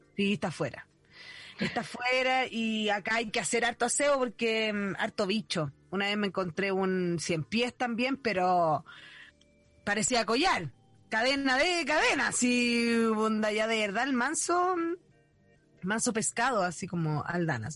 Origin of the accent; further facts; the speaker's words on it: Mexico; now in Chile; Yo soy mexicana y allá hay muchos alacranes